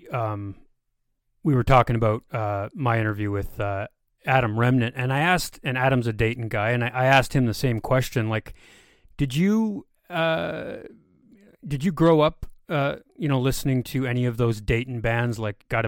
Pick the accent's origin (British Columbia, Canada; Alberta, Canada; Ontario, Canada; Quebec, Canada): Quebec, Canada; near Montreal; I grew up near Montreal